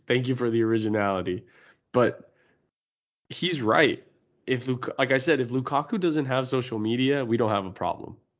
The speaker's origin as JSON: {"language": "English", "country": "United States", "said": "we're American"}